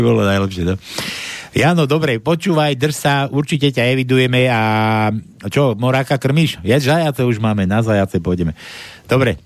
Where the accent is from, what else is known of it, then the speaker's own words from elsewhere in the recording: western Slovakia, Slovakia; aký sme my na západnom Slovensku služní